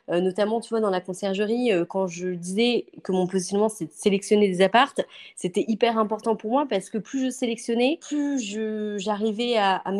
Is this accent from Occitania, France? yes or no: no; Angers, Pays de la Loire, France; born there; also born or lived in Paris / Bordeaux; Et c'est vrai que moi, je viens du nord parce que je suis née à Angers. J'ai vécu à Paris, j'ai vécu à Bordeaux.